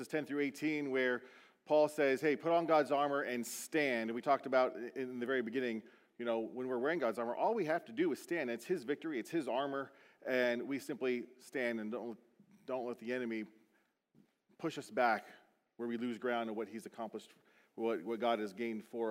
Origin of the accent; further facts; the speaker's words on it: Beaufort, South Carolina, United States; moved away; my hometown, Buford, South Carolina